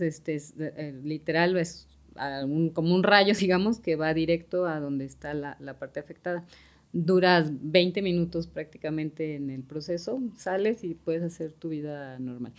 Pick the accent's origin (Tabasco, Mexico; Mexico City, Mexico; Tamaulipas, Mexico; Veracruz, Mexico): Mexico City, Mexico; moved away as an adult; also born or lived in Monterrey; now in Guadalajara, Mexico; soy de Ciudad de México y tengo aquí en Guadalajara